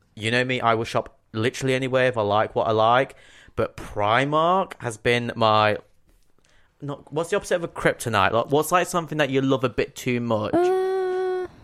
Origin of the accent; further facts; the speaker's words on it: Nottingham, East Midlands, United Kingdom; born or raised there; accent: Nottingham